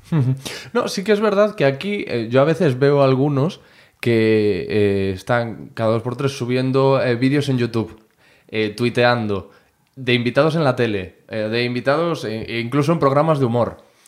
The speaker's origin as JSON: {"language": "Spanish", "town": "Corcubión", "region": "Galicia", "country": "Spain", "moved": "yes", "said": "yo soy de Corcubión, ahora estoy aquí"}